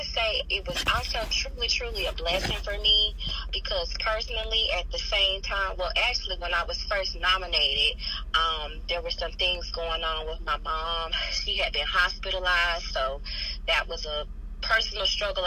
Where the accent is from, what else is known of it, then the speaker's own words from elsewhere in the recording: College Park, Georgia, United States; moved away as an adult; now in Macon, United States; I'm actually a Macon transplant, as they say. I'm originally from College Park